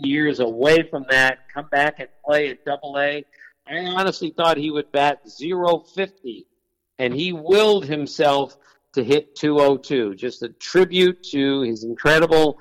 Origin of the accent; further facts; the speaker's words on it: D.C., suburban Maryland, United States; I grew up in Washington, outside of Washington, D.C., in suburban Maryland.